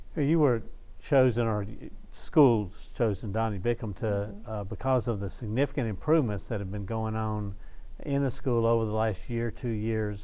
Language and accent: English; Shreveport, Louisiana, United States; I grew up in North uh, Shreveport